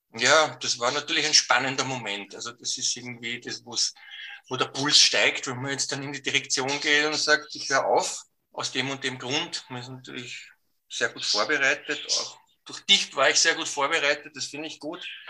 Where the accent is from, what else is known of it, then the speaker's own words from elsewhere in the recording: Austria; bei uns in Österreich